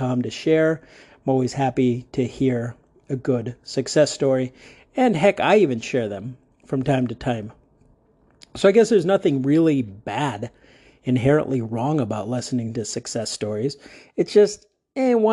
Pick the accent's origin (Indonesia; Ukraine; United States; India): United States; Denver, Colorado; also born or lived in Midwest; now in Arizona, United States; I'm from Denver